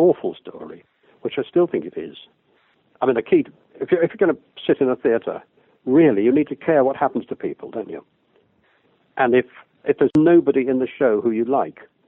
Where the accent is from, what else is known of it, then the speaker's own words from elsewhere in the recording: Liverpool, North West England, United Kingdom; I grew up in Liverpool and saw masses of shows on tour